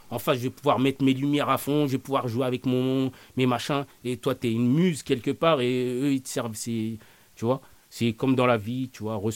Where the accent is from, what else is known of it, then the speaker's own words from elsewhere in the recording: France; je dis on parce que je m'y inclus, je suis né en France, je me sens français.